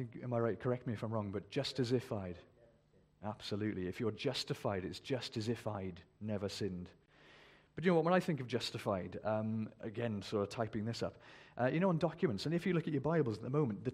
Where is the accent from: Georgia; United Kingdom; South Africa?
United Kingdom; We're very British. We don't boast, you know, we're British